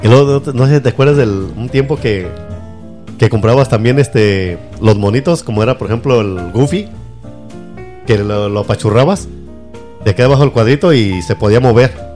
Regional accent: Mexico; de chiquito siempre ahí en México

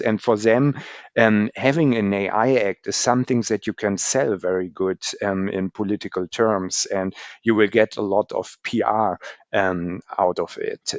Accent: Germany; Germany especially. So in, in my home country

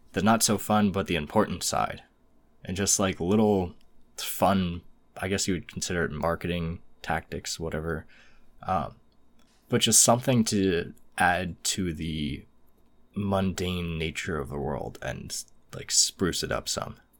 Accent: United States

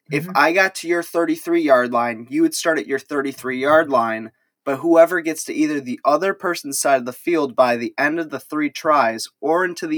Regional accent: Illinois, United States; I'm from Illinois

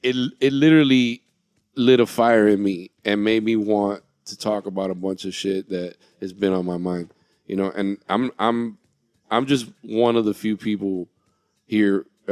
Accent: Miami, Florida, United States; now in California, United States; And I grew up around just a bunch of Cubans in Miami.

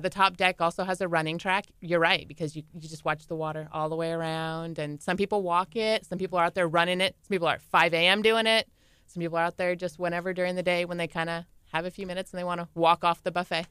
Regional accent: California, United States; we're from California, pretty beaches

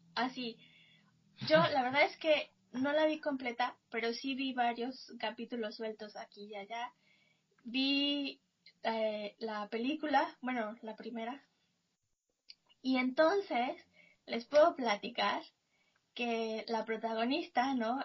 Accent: Mexico; soy mexicana

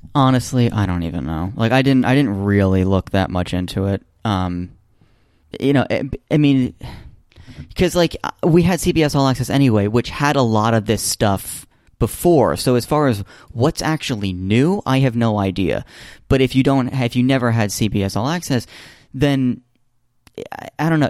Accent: United States; I'm sitting here as an American

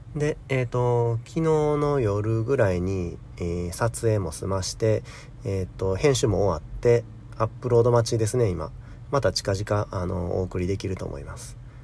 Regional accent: Kansai, Japan; 一緒に関西に住んでたんですけど

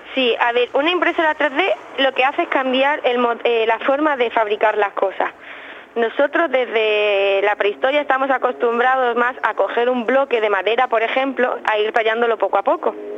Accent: Alhaurín de la Torre, Andalusia, Spain; also born or lived in Málaga / Aranda de Duero; desde que tengo un año y medio vivo en el Laurín de la Torre

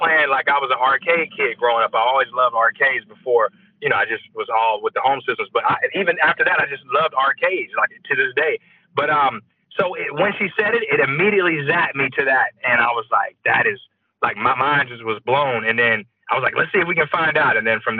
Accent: Atlanta, Georgia, United States; I'm from Atlanta, Georgia

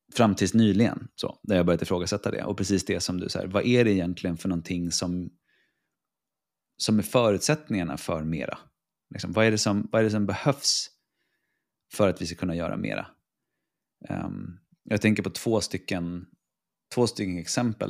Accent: Stockholm, Stockholm County, Sweden; moved away as an adult; also born or lived in Piteå; now in Reykjavik, Iceland; jag är från Stockholm, eh, för det mesta

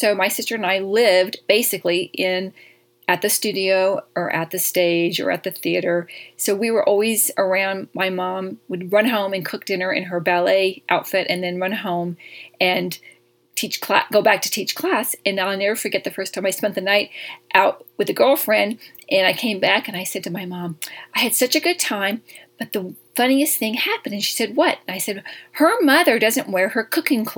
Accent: Jackson, Mississippi, United States; accent: Southern; moved away as an adult; also born or lived in Los Angeles; I grew up there from 4th grade to all the way through my high school years. I graduated high school in Jackson, Mississippi. So I love my little Southern accent

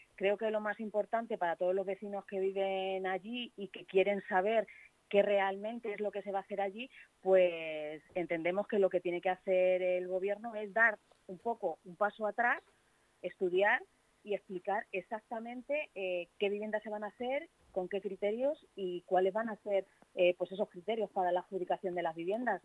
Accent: Leganés, Community of Madrid, Spain; Yo soy vecina de Arroyo Culebro

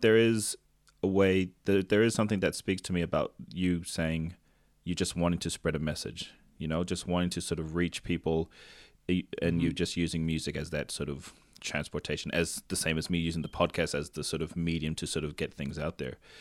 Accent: Tonga; first language Tongan; English is a second language; I grew up in Tonga and my Tongan has been less than average

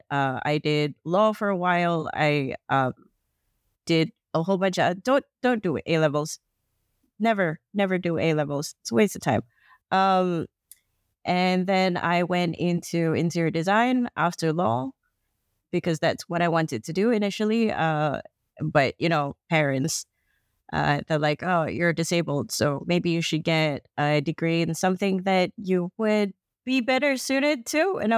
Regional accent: Kuala Lumpur, Malaysia; I'm from Malaysia, Kuala Lumpur specifically.

